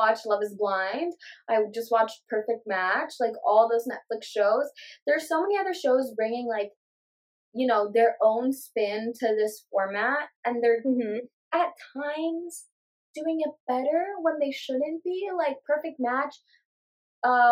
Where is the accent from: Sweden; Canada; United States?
United States; we're American